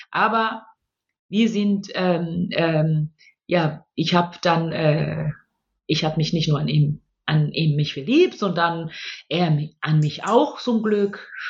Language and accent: German; Tanzania; born there; wollte ich nur ganz kurz ähm, das Land, wo ich geboren bin, also ganz laut klatschen für Tansania und es in Schutz nehmen.